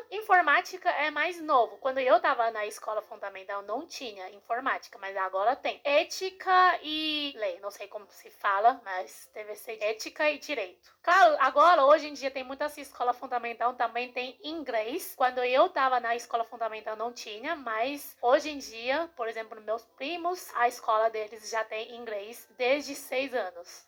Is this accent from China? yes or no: yes; China; Portuguese is a second language; moved away as an adult; now in Brazil; sou chinesa da China mesmo, mas já vivi aqui no Brasil